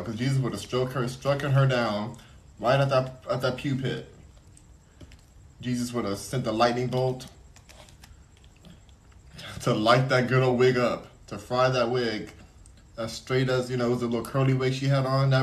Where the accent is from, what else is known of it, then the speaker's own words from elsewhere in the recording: Los Angeles, California, United States; I'm from California, Los Angeles.